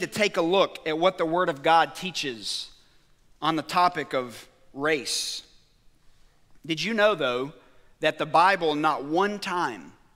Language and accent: English; Birmingham, Alabama, United States; growing up in Birmingham, Alabama